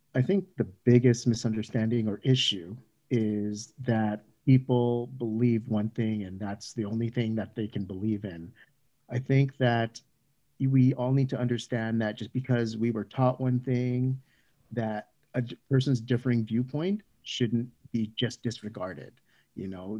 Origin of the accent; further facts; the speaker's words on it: Canada; a Canadian child born, uh, from Filipino immigrant parents